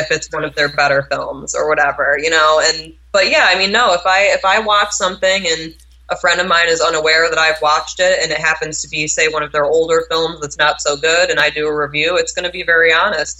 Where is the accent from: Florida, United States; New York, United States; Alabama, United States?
New York, United States; also born or lived in Vilnius, Lithuania (ancestry); now in Massachusetts, United States; I was born and raised in New York, and then I've been living in Massachusetts for the past ten years